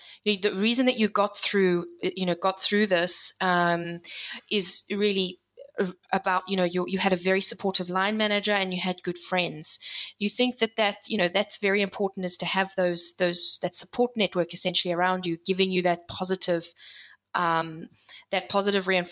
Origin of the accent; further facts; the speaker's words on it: South Africa; moved away as an adult; also born or lived in United Kingdom / Geneva / United States; I'm a South African born and bred. I've lived in the UK. I've lived in Geneva, and I was in the US.